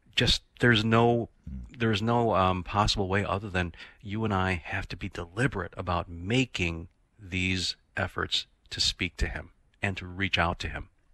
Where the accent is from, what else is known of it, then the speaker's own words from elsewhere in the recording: Chicago, Illinois, United States; I am a city boy, I grew up in Chicago